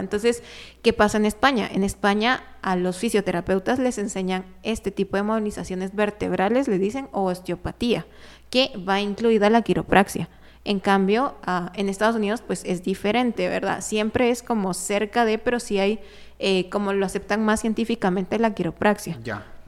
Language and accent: Spanish; Guatemala; aquí en Guatemala, pues yo también soy parte de Guatemala